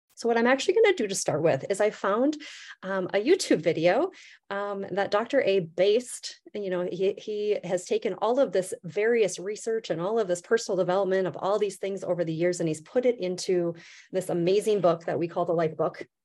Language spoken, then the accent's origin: English; Midwest, United States; I'm from the Midwest